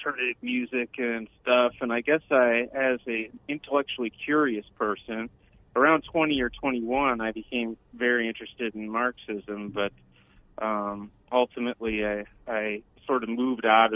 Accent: Rochester, New York, United States; moved away as an adult; now in Houston, United States; I grew up in Rochester, New York

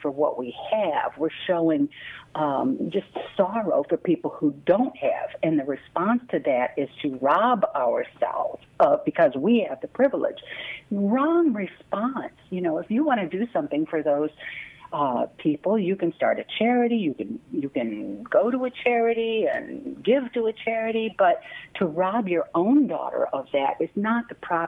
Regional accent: Midwest, United States; I'm a Midwesterner

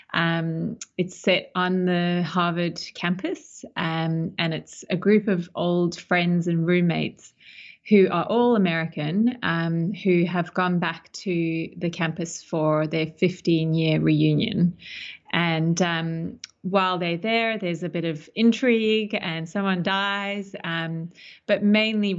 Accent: Australia; also born or lived in South Africa / Melbourne, Australia / United States; now in Sydney, Australia; So I grew up between South Africa and Australia, and ended up at high school here in Sydney

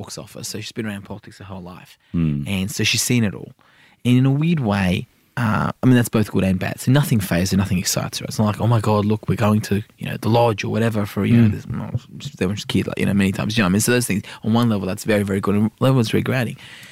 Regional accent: Sydney, New South Wales, Australia; also born or lived in Iran; I'm an inner city wog from Sydney

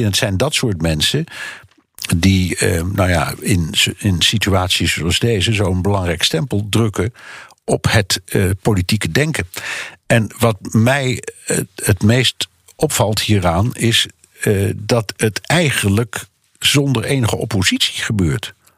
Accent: Netherlands; bij ons

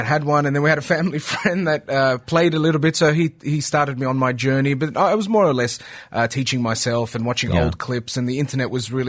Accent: Australia; moved away as an adult; also born or lived in Egypt; now in Dubai, United Arab Emirates; I was born in Egypt and my family immigrated to Australia when I was two.

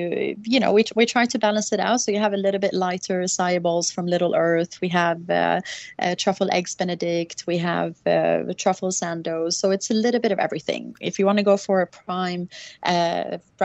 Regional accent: Sweden; also born or lived in Norway; now in Dubai, United Arab Emirates; I grew up in Sweden

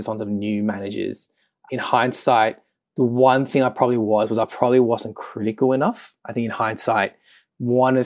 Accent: Melbourne, Victoria, Australia; moved away as an adult; also born or lived in London; I'm from Melbourne.

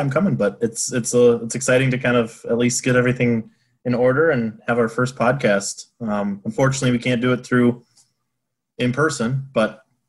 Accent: Crystal, Minnesota, United States; also born or lived in Ames, Iowa; now in St. Cloud, United States; grew up in Crystal, Minnesota, northwest suburbs of the Twin Cities.

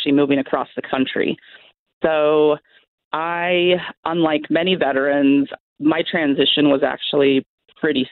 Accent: Washington, United States; moved away as an adult; now in North Carolina, United States; I am originally from Washington State. I'm now living in North Carolina

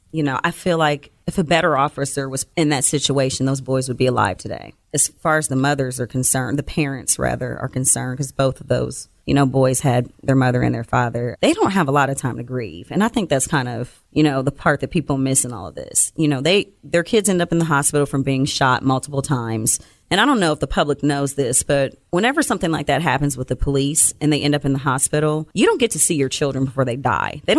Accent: Columbus, Ohio, United States; So, did you grow up around here? I did. I'm from Columbus.

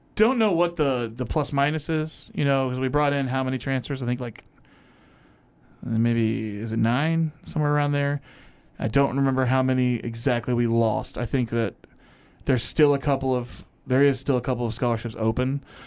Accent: Louisville, Kentucky, United States; my hometown

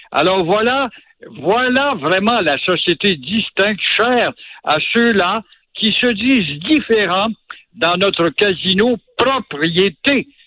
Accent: Quebec, Canada

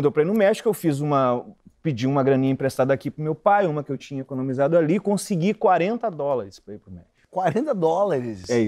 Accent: Brazil; eu falei, eu sou brasileiro, eu sou brasileiro! Brasileiro!

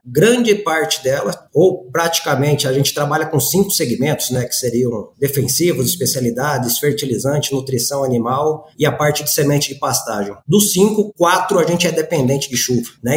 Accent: Campo Grande, Mato Grosso do Sul, Brazil; sou campo-grandense de nascimento

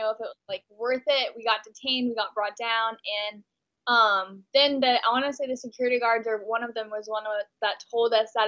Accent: Texas, United States; moved away as an adult; now in Los Angeles, United States; I'm actually from Texas. I'm from a really, really conservative small town in Texas.

